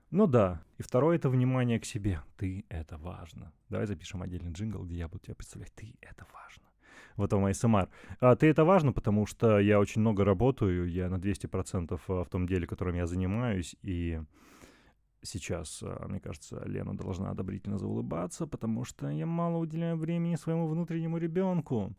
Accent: Chelyabinsk, Chelyabinsk Oblast, Russia; now in Moscow, Russia; Я не из Москвы, я из города Челябинск

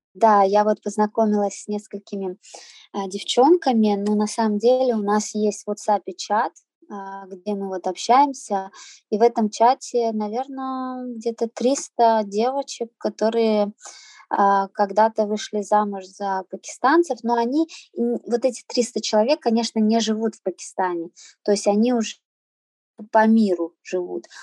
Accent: Saint Petersburg, Russia; also born or lived in Azerbaijan; Я родилась э, в Азербайджане, а в три года родители привезли меня в Санкт-Петербург. А, всю сознательную свою жизнь я живу в Питере. Я здесь и в садик ходила, и в школу ходила, и в университет.

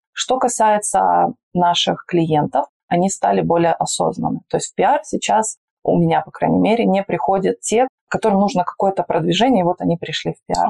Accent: Magnitogorsk, Chelyabinsk Oblast, Russia; moved away as an adult; also born or lived in Sochi; Я стала пиарщиком на горнолыжном курорте у себя на Урале. Я родилась в Магнитогорске, Челябинская область

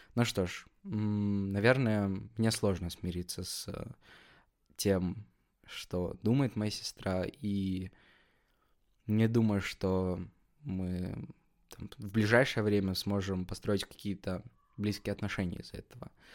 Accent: Kazakhstan; Я сам из Казахстана

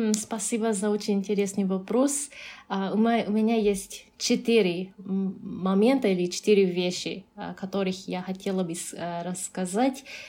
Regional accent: Japan; Russian is a second language; also born or lived in Canada; now in Uzbekistan

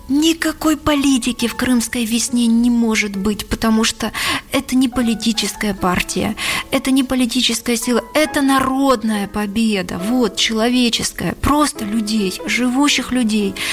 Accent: Crimea, Ukraine; Я вернулась домой в Крым защищать свою родину, защищать свою семью, потому что я крымчанка

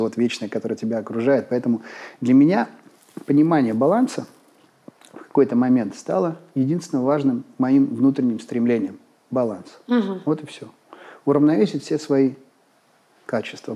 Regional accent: Izhevsk, Udmurtia, Russia; moved away as an adult; 19 моих первых лет жизни были связаны с Ижевском

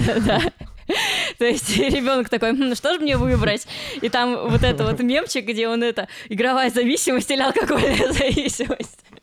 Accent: Ryazan, Ryazan Oblast, Russia; мы оба из Рязани

